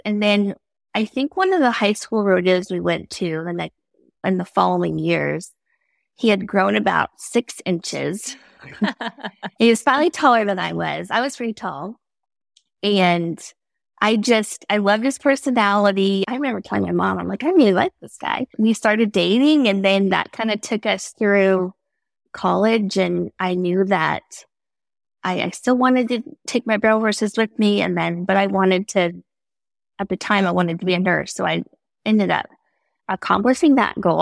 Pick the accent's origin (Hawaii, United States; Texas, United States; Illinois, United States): Texas, United States; Tyler; I'm from East Texas, Tyler